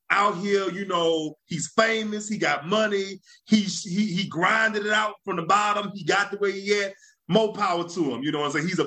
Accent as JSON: {"language": "English", "region": "Louisiana", "country": "United States", "tie": "born or raised there", "said": "being growing up in Louisiana, you know, what people a lot of people don't realize."}